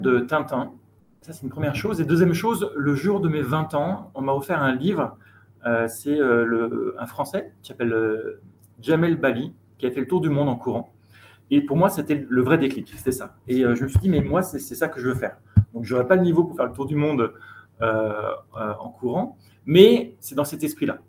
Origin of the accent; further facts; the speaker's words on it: Chambéry, Auvergne-Rhône-Alpes, France; moved away as an adult; now in Nairobi, Kenya; Je suis originaire de Chambéry, donc je suis né là-bas et j'ai vécu 20 ans dans cette très belle région